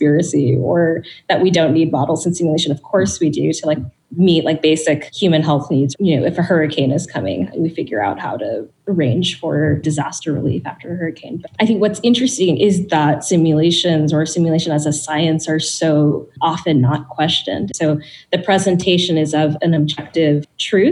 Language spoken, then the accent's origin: English; Bangladesh; I'm from Bangladesh